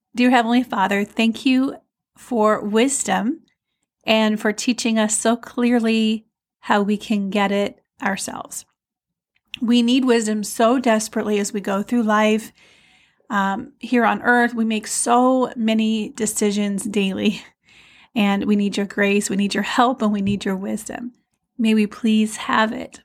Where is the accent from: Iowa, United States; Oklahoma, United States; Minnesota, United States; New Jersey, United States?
Iowa, United States; moved away; I grew up in Iowa, but then I went away, and then I'm new to this area of Iowa